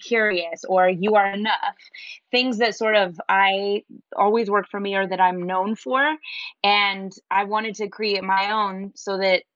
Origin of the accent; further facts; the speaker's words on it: Denver, Colorado, United States; moved away; also born or lived in New York; I'm from Denver, Colorado, so it's dry climate